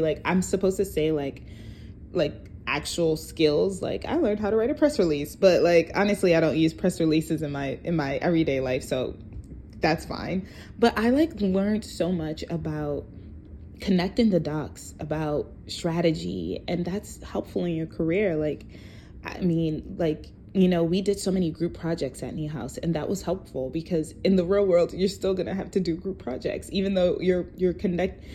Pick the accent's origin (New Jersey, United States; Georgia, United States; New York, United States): New York, United States; New York City; also born or lived in Brooklyn, New York; I am from New York, originally from um, Far Rockaway, Queens, but right now I reside in Brooklyn